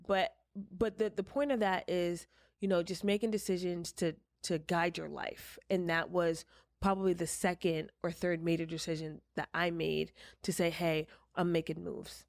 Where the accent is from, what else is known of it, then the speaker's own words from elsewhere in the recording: Walden, New York, United States; moved away; I am originally from upstate New York